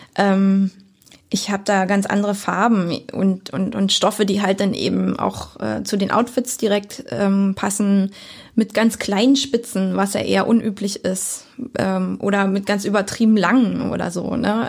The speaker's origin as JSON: {"language": "German", "town": "Lübbenau", "region": "Brandenburg", "country": "Germany", "tie": "born or raised there", "also_born_or_lived": "Berlin / Cottbus", "said": "Bin ja hier geboren, aufgewachsen. Also ich bin in Lübben geboren, um's genau zu sagen, und in, äh, Lübbenau zur Schule"}